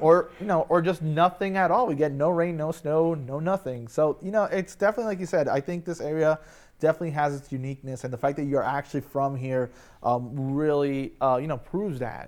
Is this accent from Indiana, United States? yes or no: no; Florida, United States; also born or lived in Michigan; now in Delmarva Peninsula, United States; I grew up in Florida